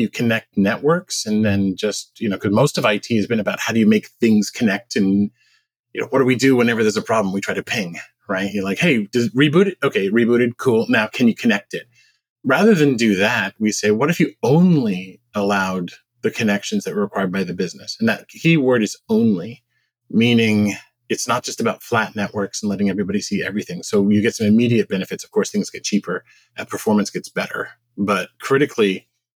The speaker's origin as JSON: {"language": "English", "town": "Montreal", "region": "Quebec", "country": "Canada", "tie": "born or raised there", "also_born_or_lived": "Massachusetts / Silicon Valley", "moved": "yes", "lives_now": "United States", "said": "I was originally Canadian. So I was born in Montreal."}